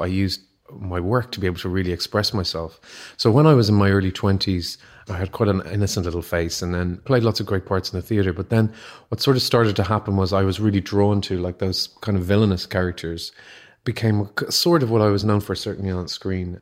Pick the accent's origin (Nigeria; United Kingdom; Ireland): Ireland; growing up in Catholic Ireland